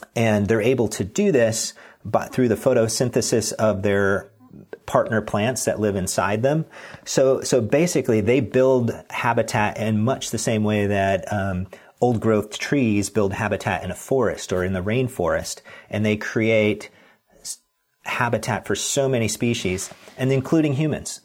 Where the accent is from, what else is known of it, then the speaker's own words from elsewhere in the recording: Pacific Northwest, United States; I'm from the Pacific Northwest